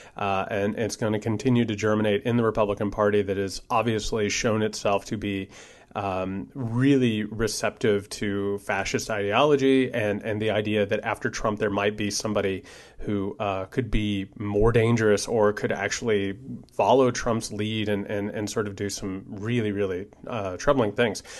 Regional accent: Indiana, United States; moved away; I'm originally from Indiana

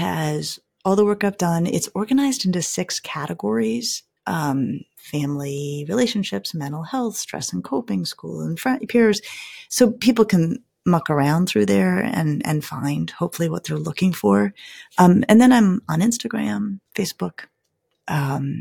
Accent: Colorado, United States; I'm from Colorado

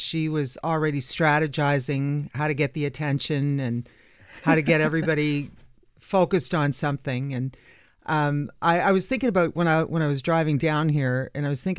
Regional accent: Mississauga, Ontario, Canada; we grew up in Mississauga, so everything of any kind of action was in Toronto.

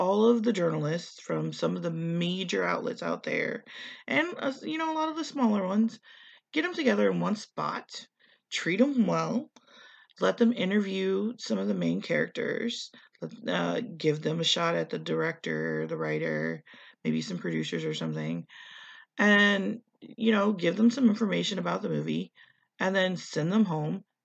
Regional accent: Indiana, United States; I come from Indiana. We're pretty landlocked except for Lake Michigan.

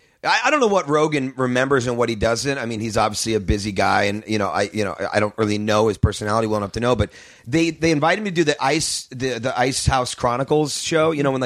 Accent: St. Louis, Missouri, United States; St. Louis.

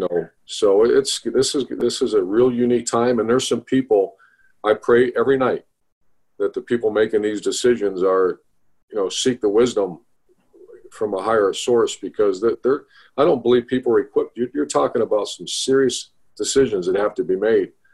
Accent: Ohio, United States; I'm from Ohio. Those are my high school coaches

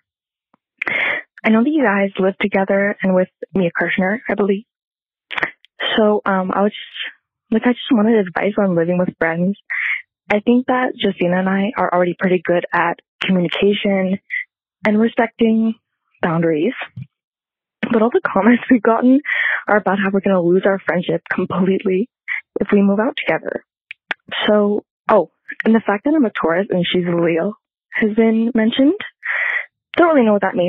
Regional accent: Montreal, Quebec, Canada; I'm 20 and I'm from Montreal.

